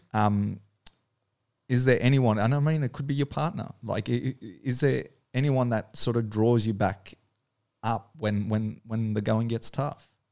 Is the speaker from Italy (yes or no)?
no; New Zealand; accent: Kiwi; now in Australia; I grew up in New Zealand, so I actually moved over there as, as a kid.